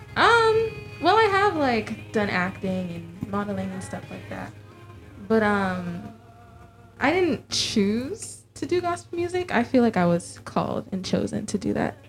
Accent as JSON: {"language": "English", "region": "Florida", "country": "United States", "tie": "born or raised there", "said": "I was born and raised in Florida but both of my parents immigrated to the United States from Jamaica"}